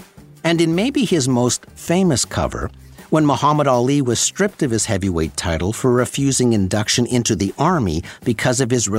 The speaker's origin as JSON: {"language": "English", "town": "Sudbury", "region": "Ontario", "country": "Canada", "tie": "born or raised there", "said": "my hometown of Sudbury, Ontario."}